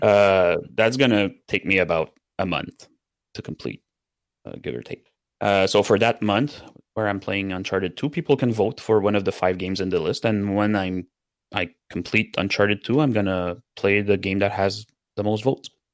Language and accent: English; Canada; first language French; English is a second language; I'm a French Canadian, so my first language is French